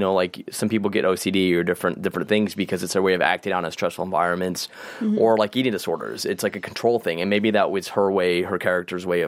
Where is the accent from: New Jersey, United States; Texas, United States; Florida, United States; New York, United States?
Texas, United States; South; my whole family's Polish from my mom's side and we grew up in South Texas